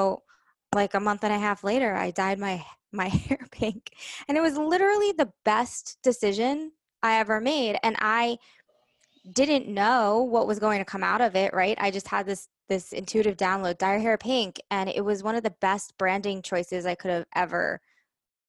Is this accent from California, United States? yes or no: no; New York, United States; I'm from New York